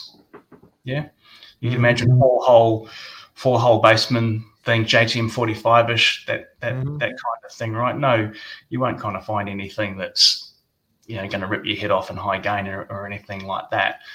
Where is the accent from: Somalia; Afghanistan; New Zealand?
New Zealand; Auckland; moved away as an adult; now in Australia; Auckland, New Zealand, which is where I grew up. I'm a New Zealander by birth, actually. Been in Australia for about, I don't know, 20-odd years